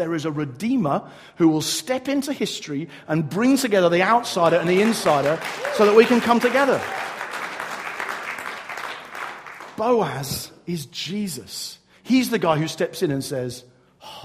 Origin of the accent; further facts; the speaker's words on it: England, United Kingdom; I'm English